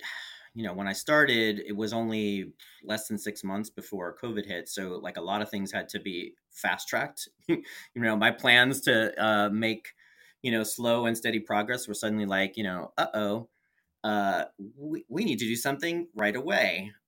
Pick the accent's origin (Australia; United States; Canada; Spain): United States; New York; also born or lived in San Francisco; now in Portland, United States; Coming from New York, I grew up in the New York metro area, and then spending 4 years living in San Francisco